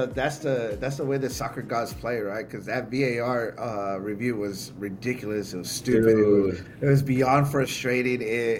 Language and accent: English; United States; also born or lived in Guatemala; being American, and of course you know Guatemalteco as well.